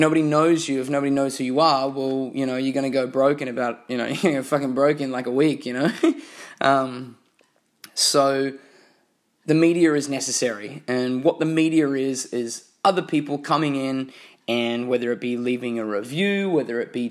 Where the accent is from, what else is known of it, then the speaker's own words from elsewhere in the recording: Australia; I'm from Australia